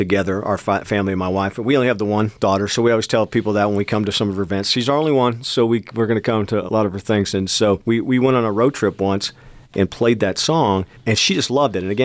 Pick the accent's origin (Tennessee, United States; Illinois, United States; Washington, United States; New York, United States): New York, United States; Seneca Falls; now in West Texas, United States; where we were growing up, in Seneca Falls, New York, which is by Syracuse